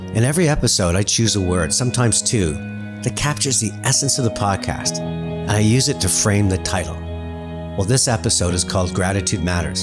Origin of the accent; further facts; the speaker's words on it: Canada; being Canadian